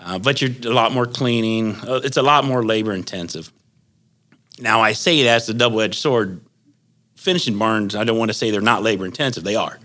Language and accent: English; Leipsic, Ohio, United States; I'm from Lipsick, Ohio, small town in northwestern Ohio here